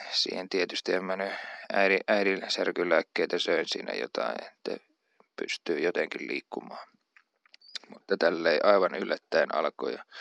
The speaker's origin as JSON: {"language": "Finnish", "town": "Uurainen", "region": "Central Finland", "country": "Finland", "tie": "born or raised there", "also_born_or_lived": "Jyväskylä", "said": "Keski-Suomessa, josta olen kotoisin"}